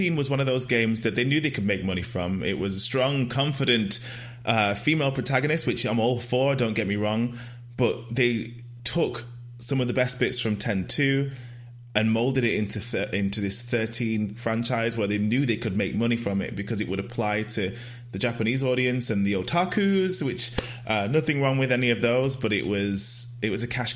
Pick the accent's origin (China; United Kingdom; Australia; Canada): United Kingdom; Preston, North West England; I'm from Preston